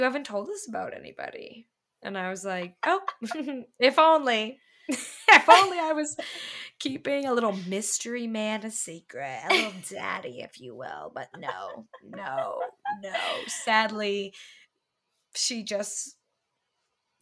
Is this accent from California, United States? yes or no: no; Boston, Massachusetts, United States; I'm from Boston